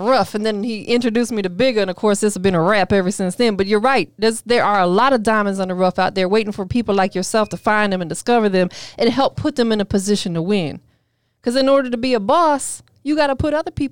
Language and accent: English; Tampa, Florida, United States; now in Atlanta, United States; I'm from Tampa